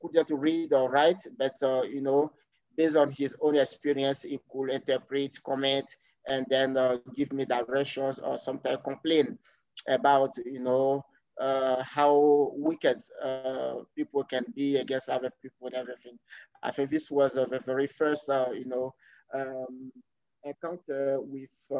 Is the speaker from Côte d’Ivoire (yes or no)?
yes; Côte d’Ivoire; English is a second language; We start learning English basically at the secondary school level in Cote d'Ivoire. So when I went to secondary school around 1999-2000, so I started learning English